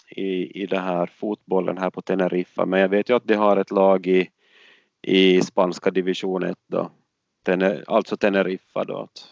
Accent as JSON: {"language": "Swedish", "region": "Åland", "country": "Finland", "moved": "as an adult", "said": "det som jag är van med från Åland"}